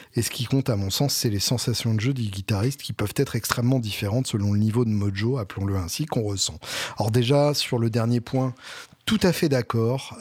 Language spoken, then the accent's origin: French; Alençon, Normandy, France; je suis né à Alençon, donc j'ai le droit d'avoir des avis de Normand techniquement